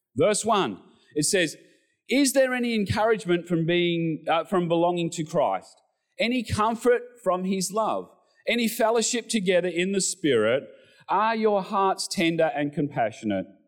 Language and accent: English; Australia; we're Australian males